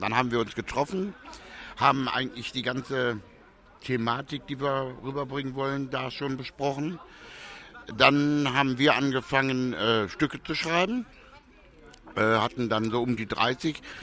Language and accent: German; Germany; also born or lived in St. Petersburg / Ibiza; Deutschland ist zwar meine Heimat